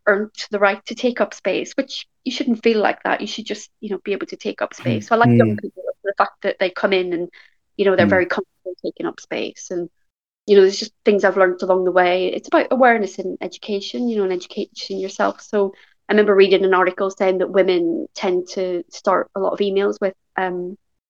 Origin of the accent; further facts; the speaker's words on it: Belfast, Northern Ireland, United Kingdom; I grew up in West Belfast, which is a very deprived part of the UK